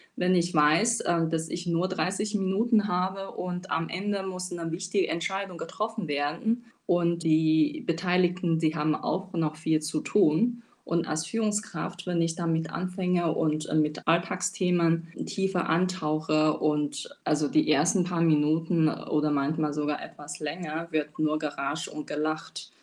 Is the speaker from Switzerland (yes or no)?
no; China; German is a second language; moved away as an adult; now in Germany; Ich bin gebürtige Chinesin, lebe seit acht Jahren in Deutschland